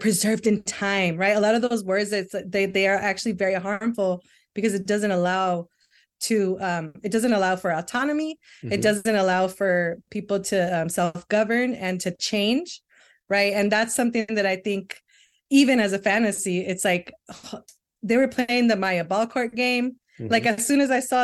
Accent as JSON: {"language": "English", "town": "Los Angeles", "region": "California", "country": "United States", "tie": "born or raised there", "also_born_or_lived": "Long Beach / Mexico", "said": "I'm originally from LA. Like I grew up in South Central and Long Beach"}